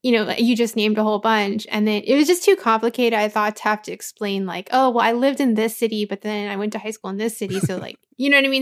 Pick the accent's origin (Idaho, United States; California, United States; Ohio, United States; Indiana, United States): California, United States; Anaheim; also born or lived in Cypress, California; I grew up in Anaheim, but I went to school in Cyprus